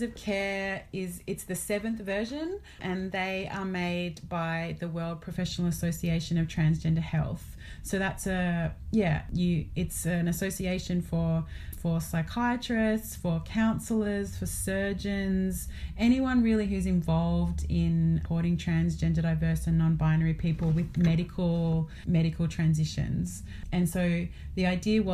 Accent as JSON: {"language": "English", "country": "Australia", "said": "where I'm located as an Australian settler"}